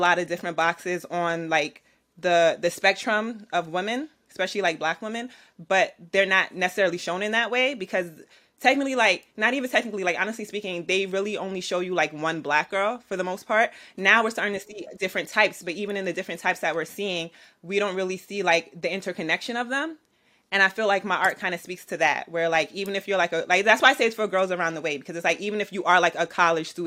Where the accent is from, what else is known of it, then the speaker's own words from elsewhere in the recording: New York City, New York, United States; I'm an artist from Brooklyn, New York.